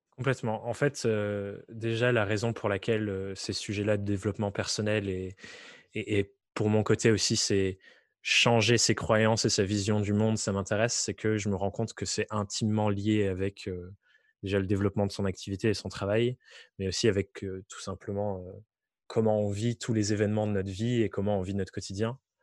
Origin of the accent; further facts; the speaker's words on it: Dordogne, Nouvelle-Aquitaine, France; moved away; je viens du fin fond de la Dordogne où rien ne m'était promis